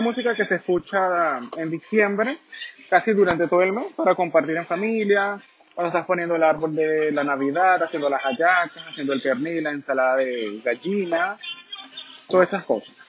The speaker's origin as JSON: {"language": "Spanish", "country": "Venezuela", "moved": "yes", "lives_now": "Santiago, Chile", "said": "Yo soy de Venezuela, del país donde las mujeres son hermosas y los hombres somos muy dulces."}